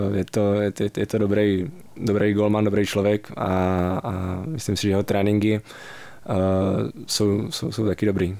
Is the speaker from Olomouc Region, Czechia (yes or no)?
yes; Přerov, Olomouc Region, Czechia; now in Pardubice, Czech Republic; jsem začal nějak pomalu chodit vlastně na fotbal u nás v Přerově, odkud pocházím